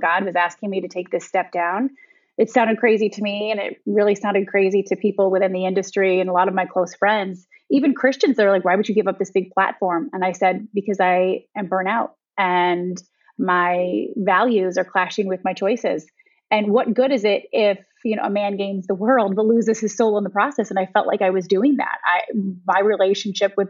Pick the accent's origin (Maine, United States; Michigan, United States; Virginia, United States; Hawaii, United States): Michigan, United States; moved away as an adult; also born or lived in Ohio; now in Westchester County, New York, United States; I was born and raised in Michigan, and then I moved to Ohio for college